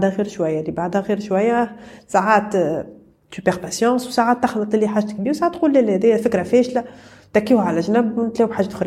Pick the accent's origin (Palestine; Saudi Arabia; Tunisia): Tunisia